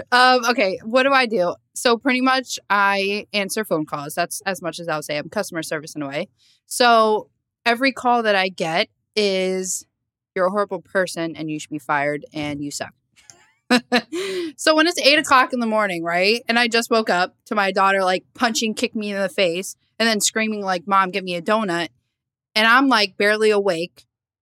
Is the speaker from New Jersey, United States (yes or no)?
yes; Lakewood, New Jersey, United States; So I was born in Lakewood, New Jersey. If you don't know where that is, it's not Jersey Shore, first of all.